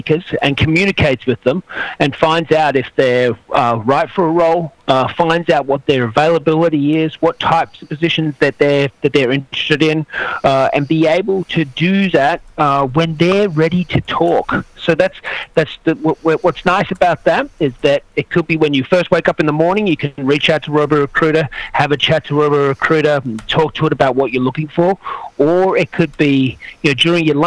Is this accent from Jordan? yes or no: no; Australia; now in San Francisco, United States; I'm from Australia, but based up here in San Francisco